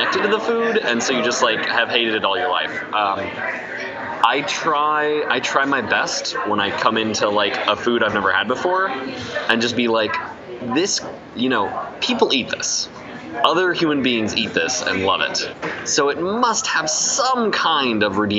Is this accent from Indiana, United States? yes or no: yes; Indiana, United States; also born or lived in Ohio / Alabama; I'm from Indiana. Like, I was born in Ohio. I lived for a moment, like a hot minute in Alabama, near Atlanta. And then I've pretty much grown up in Indiana since I was like six